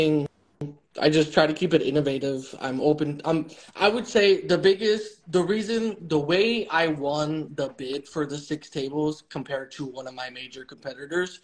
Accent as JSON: {"language": "English", "town": "Chicago", "region": "Illinois", "country": "United States", "said": "I'm from Chicago"}